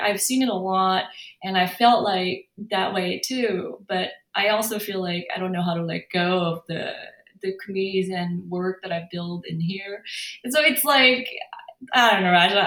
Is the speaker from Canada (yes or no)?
no; South Korea; English is a second language; also born or lived in San Francisco, California, United States; now in Los Angeles, United States; my home country